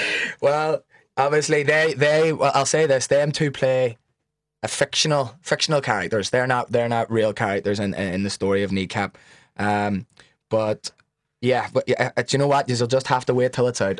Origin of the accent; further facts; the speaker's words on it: Belfast, Northern Ireland, United Kingdom; we're both from West Belfast